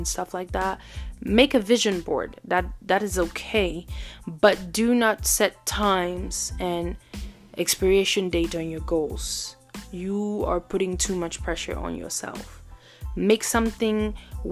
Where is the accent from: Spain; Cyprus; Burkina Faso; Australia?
Burkina Faso; moved away; also born or lived in Cameroon; I was born in Cameroon and raised in Burkina Faso. So technically, I have two homes.